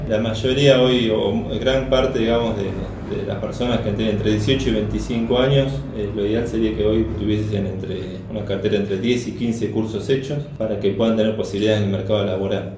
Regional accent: Carhué, Buenos Aires Province, Argentina; yo soy soy de Carué, provincia de Buenos Aires

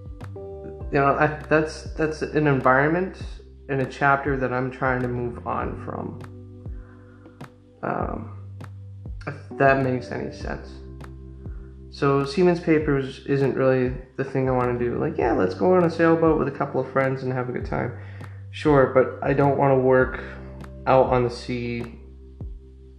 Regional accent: United States; I'm American, and as an American, you kind of miss out on that experience

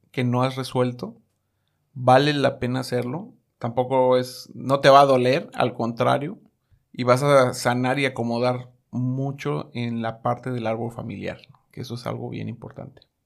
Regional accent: Mexico; moved away; also born or lived in New York; Soy mexicano

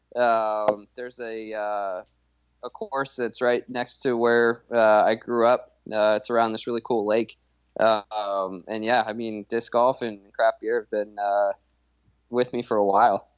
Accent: Lafayette, Colorado, United States; moved away as an adult; also born or lived in San Diego; now in Texas, United States; I grew up in Colorado, uh, in a town called Lafayette, which is this town just south of Longmont

